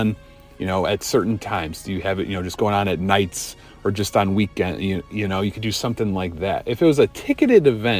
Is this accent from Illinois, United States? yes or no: yes; Chicago, Illinois, United States; growing up in the United States in Chicago